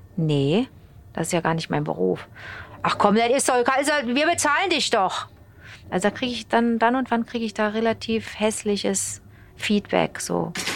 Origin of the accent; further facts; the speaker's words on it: Rhineland, Germany; also born or lived in Montreal, Canada; Meine Heimat ist das lustige Rheinland.